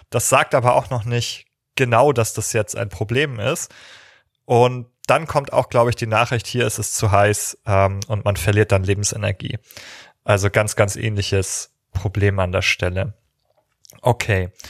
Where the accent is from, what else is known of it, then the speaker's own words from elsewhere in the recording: Northern Germany, Germany; gerade als Norddeutscher, der sozusagen bei 12 Grad und Nieselregen im Sommer sozialisiert wurde